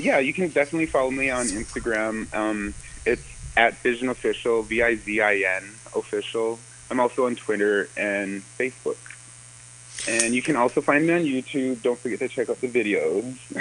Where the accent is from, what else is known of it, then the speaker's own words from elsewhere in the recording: New Town, North Dakota, United States; I was born in Newtown